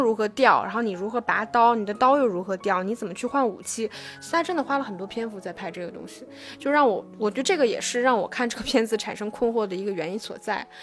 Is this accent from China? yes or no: yes; China; 我们中国人的这种